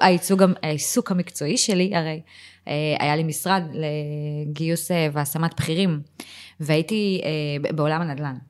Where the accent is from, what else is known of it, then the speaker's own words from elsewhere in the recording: Givatayim, Tel Aviv District, Israel; moved away as an adult; also born or lived in Ramat Gan; now in Tzur Yitzhak, Israel; בילדות שלי בגבעתיים וברמת גן, זה היה מקומות קטנים